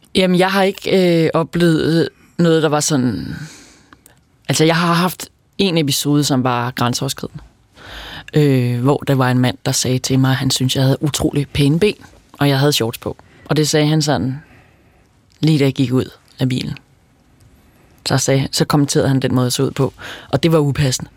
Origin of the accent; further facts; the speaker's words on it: outside Roskilde, Zealand, Denmark; jeg er vokset op uden for Roskilde, og Roskilde Festivalen var en stor del af min barndom